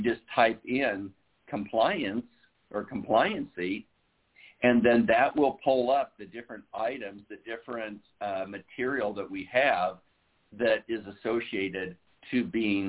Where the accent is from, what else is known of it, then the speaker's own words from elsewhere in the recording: Iowa, United States; now in Southern California, United States; I was born and raised in Iowa